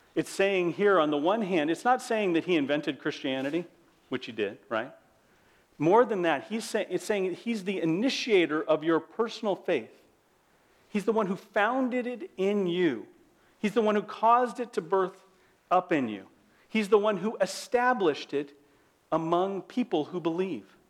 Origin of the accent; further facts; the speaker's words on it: United States; As an American